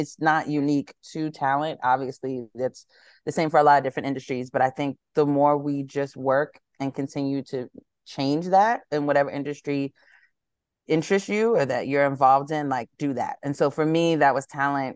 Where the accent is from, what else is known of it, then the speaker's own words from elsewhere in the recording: New York City, New York, United States; moved away as an adult; also born or lived in Boston / Atlanta, Georgia; grew up, born and raised in Harlem